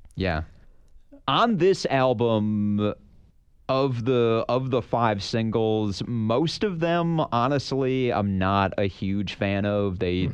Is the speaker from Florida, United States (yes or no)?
no; Michigan, United States; We're both from Michigan